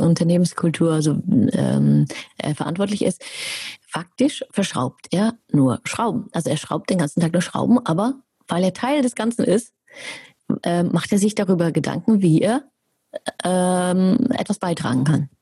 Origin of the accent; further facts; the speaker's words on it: Germany; ich bin ja Deutsche